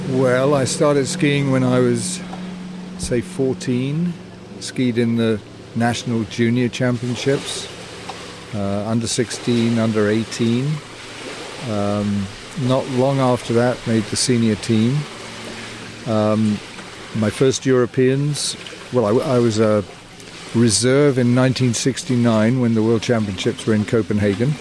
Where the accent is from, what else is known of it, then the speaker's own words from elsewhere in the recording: Yorkshire and the Humber, United Kingdom; now in Canada; I'm from Yorkshire